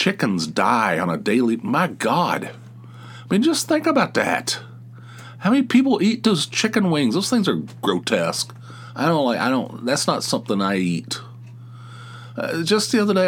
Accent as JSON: {"language": "English", "country": "United States", "tie": "born or raised there", "said": "I'm a male who grew up in the United States"}